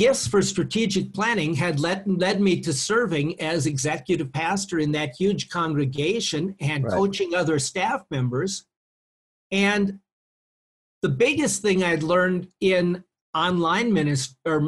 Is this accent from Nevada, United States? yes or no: no; Maplewood, Minnesota, United States; moved away as an adult; also born or lived in Iowa; now in Mexico; I grew up in Minnesota.